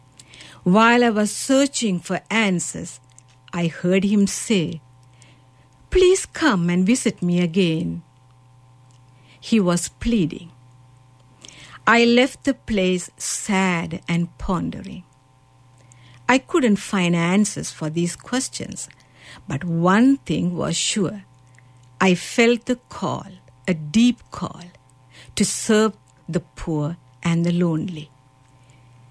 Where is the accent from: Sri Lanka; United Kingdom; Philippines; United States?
Sri Lanka; now in Canada; Originally, I'm from Sri Lanka, but now I'm here in Canada as a missionary.